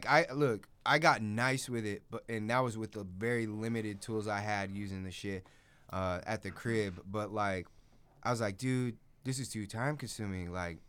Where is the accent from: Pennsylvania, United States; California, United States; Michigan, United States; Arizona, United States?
Arizona, United States; Glendale; also born or lived in Goodyear, Arizona / Buckeye, Arizona; now in El Mirage, United States; Well, I did live in Buckeye at one point before I moved down to Goodyear. Geez. But I'm from Glendale.